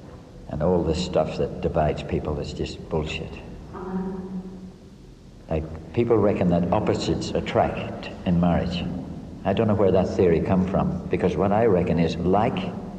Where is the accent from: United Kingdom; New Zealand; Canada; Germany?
United Kingdom; Omagh, Northern Ireland; moved away as an adult; also born or lived in Sydney, Australia; now in Melbourne, Australia; I was born in Omagh, in Northern Ireland, and they tell me I'm British. I went to Australia at 18 in 1965, And I soon realized I was not British, I was Irish